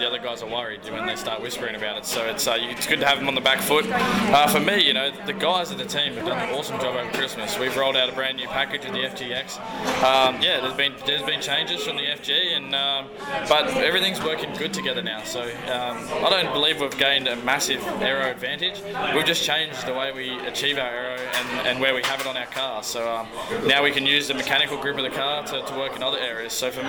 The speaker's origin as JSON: {"language": "English", "region": "Queensland", "country": "Australia", "tie": "born or raised there", "said": "I grew up in Queensland."}